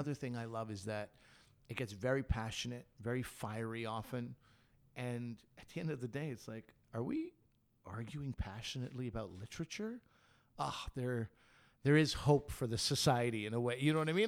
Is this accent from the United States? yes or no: no; Canada; we're Canadian